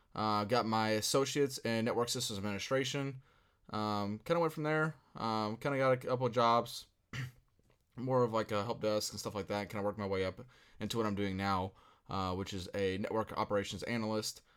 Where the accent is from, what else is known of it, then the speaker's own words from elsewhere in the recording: Louisville, Kentucky, United States; I'm from Louisville, Kentucky. Uh, was born and raised here